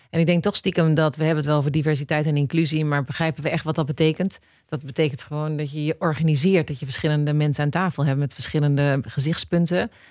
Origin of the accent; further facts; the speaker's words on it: Netherlands; wij ons beseffen als Nederlanders